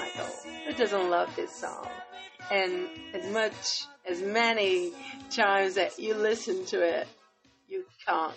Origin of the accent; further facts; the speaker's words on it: Northern Portugal, Portugal; moved away; my hometown in Portugal, north of Portugal.